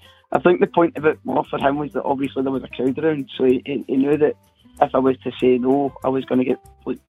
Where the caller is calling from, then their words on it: Scotland, United Kingdom; I'm calling from Scotland.